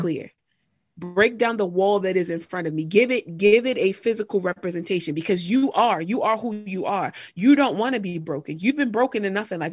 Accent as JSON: {"language": "English", "area": "Harford County", "region": "Maryland", "country": "United States", "tie": "born or raised there", "said": "I grew up in Harford County, Maryland, which really is like a rural area."}